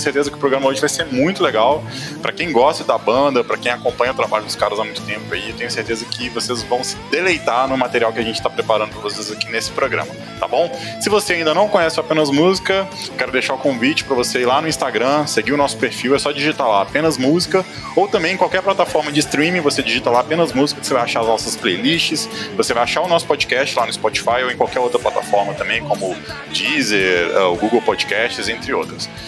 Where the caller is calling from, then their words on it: Maceió, Alagoas, Brazil; eu falo de Maceió